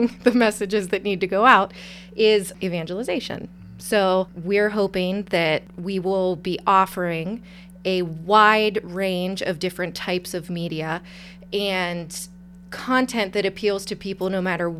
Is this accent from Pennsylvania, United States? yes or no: yes; Pittsburgh, Pennsylvania, United States; also born or lived in Erie, Pennsylvania; I am from the Pittsburgh area.